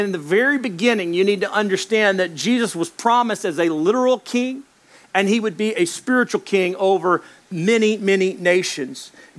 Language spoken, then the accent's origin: English; Dallas, Texas, United States; born there; I was born in Baylor Hospital in Dallas, Texas.